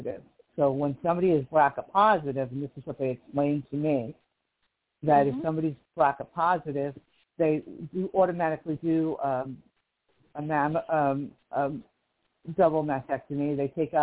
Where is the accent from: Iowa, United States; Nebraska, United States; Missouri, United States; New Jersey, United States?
New Jersey, United States; Livingston; now in Kern County, United States; I'm from Livingston, New Jersey, originally, which is on the East Coast.